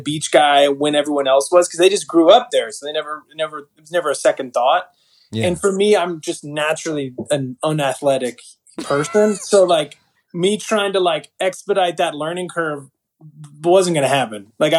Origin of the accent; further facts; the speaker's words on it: Malibu, California, United States; I grew up in Malibu